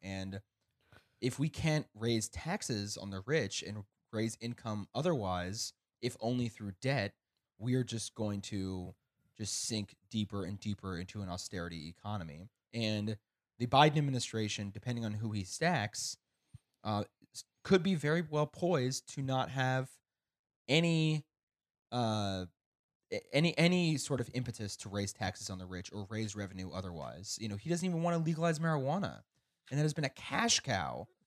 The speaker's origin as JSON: {"language": "English", "region": "Kansas", "country": "United States", "tie": "born or raised there", "said": "growing up in Kansas"}